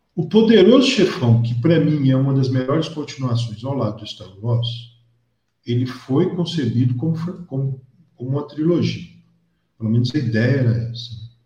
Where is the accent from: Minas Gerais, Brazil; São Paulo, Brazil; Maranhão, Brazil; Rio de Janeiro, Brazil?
Minas Gerais, Brazil; João Monlevade; eu sou de João Molevade